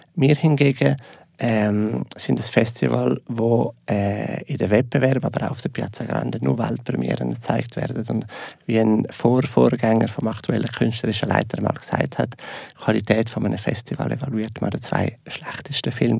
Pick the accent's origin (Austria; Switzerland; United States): Switzerland; wir Schweizer